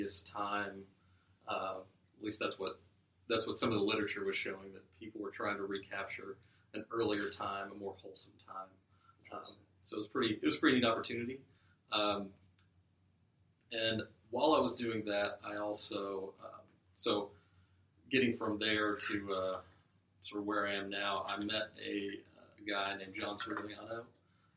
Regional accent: Lexington, Kentucky, United States; I grew up almost entirely on the in the Gardenside area, so around Alexandria Drive, Harrisburg Road area

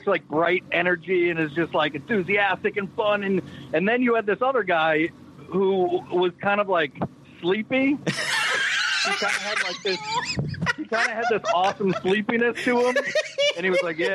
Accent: Brockton, Massachusetts, United States; accent: Boston; I come from Brockton

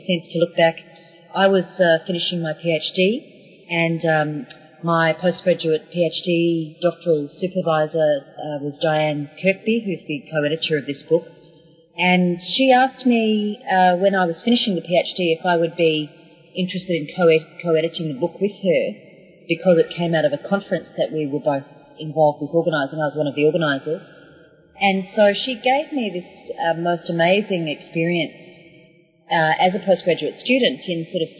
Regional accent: Australia; moved away as an adult; also born or lived in Melbourne, Australia; now in New Zealand; But originally I'm an Australian, and when I put the book together I was still based in Melbourne in Australia

